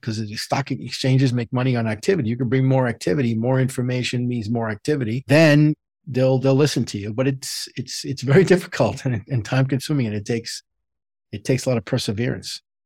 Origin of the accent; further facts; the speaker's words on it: New York City, New York, United States; I grew up in the Bronx, New York